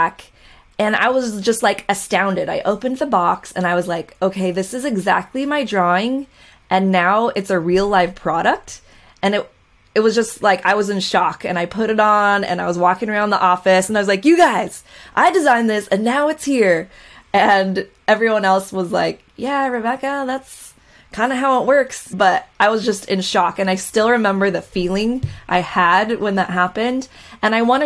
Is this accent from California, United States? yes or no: yes; Costa Mesa, California, United States; I grew up in Orange County, California, in the Costa Mesa, Newport Beach area